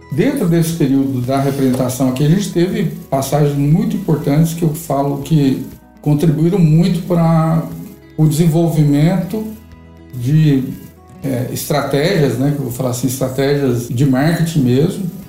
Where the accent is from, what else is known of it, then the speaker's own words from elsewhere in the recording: Vianópolis, Goiás, Brazil; also born or lived in Silvânia / Goiânia; eu nasci praticamente na fazenda ali em Silvânia, fiquei em Vianópolis até os 14 anos e estudando. E nos 15 anos eu vim para Goiânia